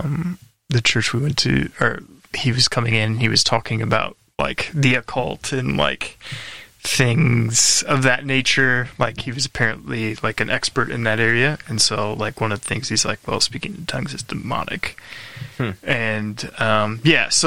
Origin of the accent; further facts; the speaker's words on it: St. Louis, Missouri, United States; moved away as an adult; now in New Zealand; born and raised in St. Louis, Missouri.